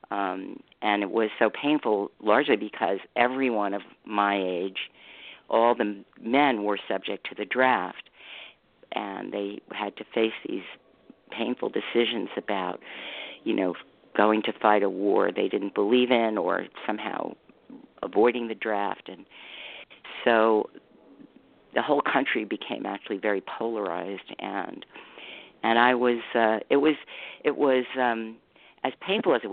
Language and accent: English; Manhattan, New York, United States; also born or lived in Los Angeles; It was we moved around a lot. I grew up in New York, Manhattan, which was kind of felt like the center of the universe.